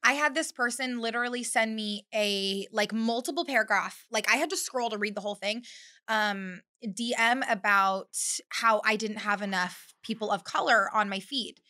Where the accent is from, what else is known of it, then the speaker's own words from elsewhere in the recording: Bakersfield, California, United States; moved away as an adult; now in North Carolina, United States; I was born and raised in Bakersfield, California